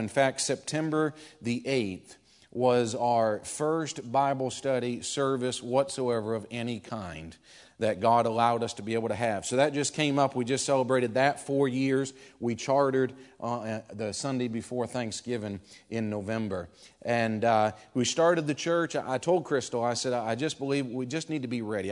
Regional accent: Maine, United States; also born or lived in Cleveland, Tennessee; now in Concord, United States; we moved up from Cleveland, Tennessee, okay? We grew up in Maine

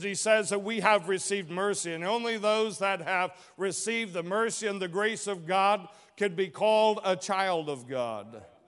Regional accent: Chatsworth, Georgia, United States; I was born in Chatsworth, Georgia

